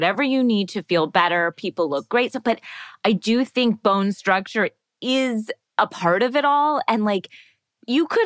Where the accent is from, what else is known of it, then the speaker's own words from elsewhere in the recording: Florida, United States; moved away; I grew up in Florida